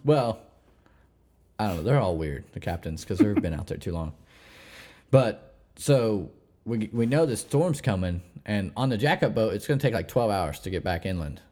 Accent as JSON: {"language": "English", "region": "Missouri", "country": "United States", "tie": "born or raised there", "also_born_or_lived": "New Orleans", "moved": "as an adult", "said": "I'm born and raised in Missouri"}